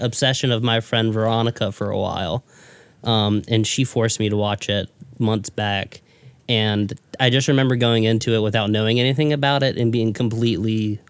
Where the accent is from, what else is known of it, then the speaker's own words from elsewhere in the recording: Myrtle Beach, South Carolina, United States; I'm from here, Myrtle Beach.